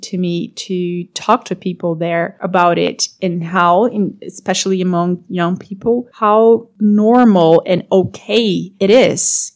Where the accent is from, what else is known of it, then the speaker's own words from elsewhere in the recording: Brazil; also born or lived in Europe; I'm from Brazil